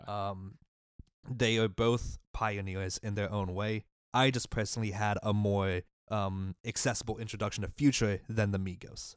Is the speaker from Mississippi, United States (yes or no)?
yes; Mississippi, United States; my home state of Mississippi